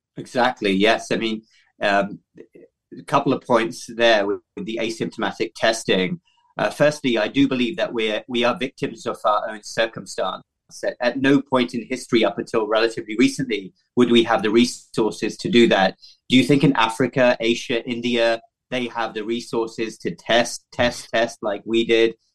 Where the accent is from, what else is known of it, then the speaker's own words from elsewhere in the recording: United Kingdom; moved away as an adult; also born or lived in London / Cardiff / Baltimore, Maryland; now in United States; my home country, the United Kingdom